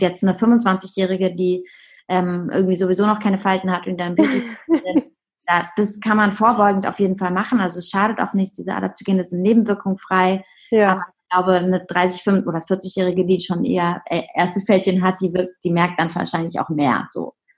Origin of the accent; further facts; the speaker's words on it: Heidelberg, Baden-Württemberg, Germany; moved away as an adult; also born or lived in Hamburg; now in Berlin, Germany; ich komme ursprünglich aus Heidelberg